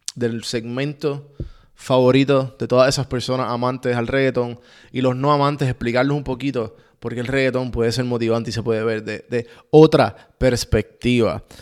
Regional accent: Puerto Rico; Como puertorriqueño

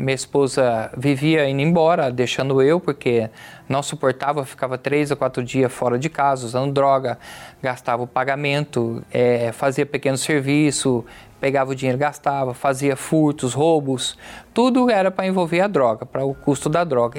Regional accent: São José do Rio Preto, São Paulo, Brazil; sou de São José do Rio Preto, estado de São Paulo

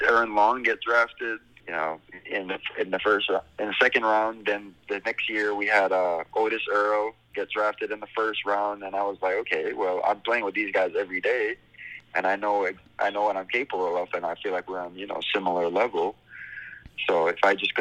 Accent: Belize; moved away as an adult; also born or lived in Montreal; now in California, United States; I grew up in Belize for what, 18 years, and then I come here in California

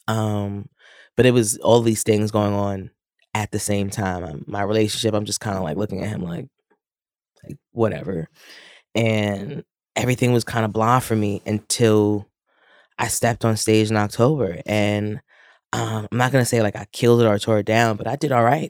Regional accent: New York City, New York, United States; I am born and raised in Queens.

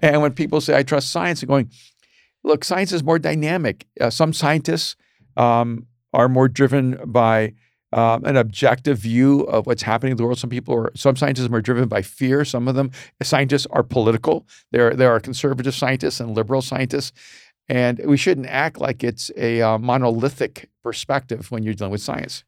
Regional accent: El Salvador; moved away; I was a Latino from El Salvador

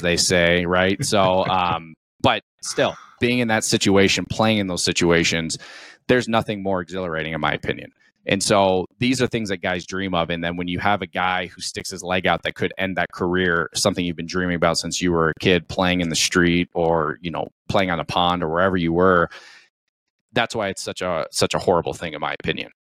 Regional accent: Colorado, United States; born and raised in the United States. Um, I'm a Colorado kid

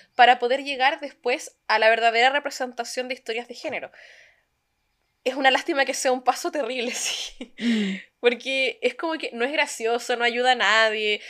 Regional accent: Chile; moved away as an adult; now in Germany; como chilenos

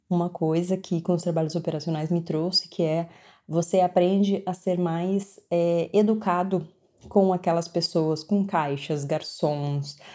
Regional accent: Porto Alegre, Rio Grande do Sul, Brazil; now in Dublin, Ireland; Oi, Laura, tudo bem? … eu sou de Porto Alegre, no Rio Grande do Sul. Moro há três anos e meio na Irlanda, em Dublin.

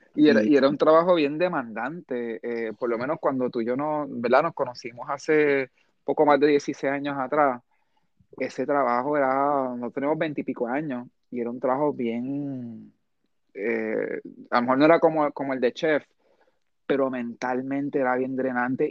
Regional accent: Puerto Rico; somos puertorriqueños y nos encontramos en la China

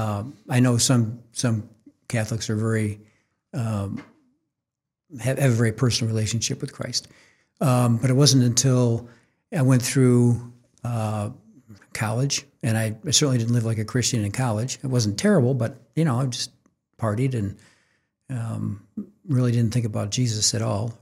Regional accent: Orchard Park, New York, United States; moved away as an adult; also born or lived in Syracuse, New York; now in Kansas City, United States; we went to high school in, in, in Orchard Park, home of the Buffalo Bills

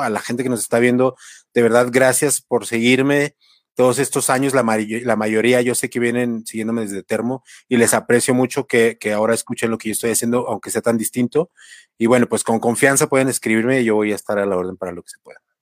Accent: Mexico; now in Mexico City, Mexico; nuestra cultura como mexicanos y como latinoamericanos

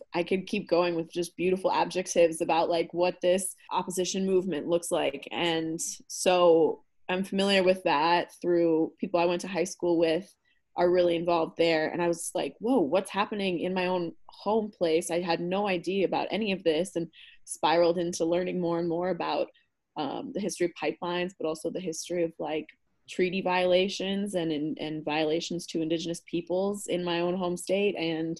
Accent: Minneapolis, Minnesota, United States; moved away as an adult; now in Madison, United States; So I'm originally from the Twin Cities

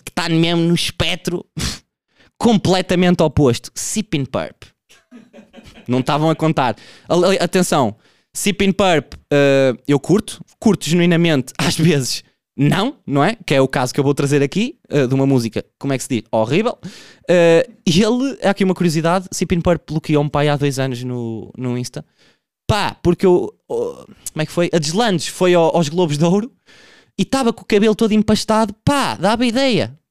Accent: Portugal; eu sou um produto de um meio onde eu fui criado, eu sou Tuga

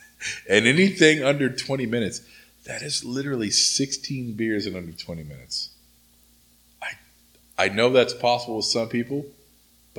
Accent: Oklahoma, United States; now in Southern California, United States; when I was growing up in Oklahoma

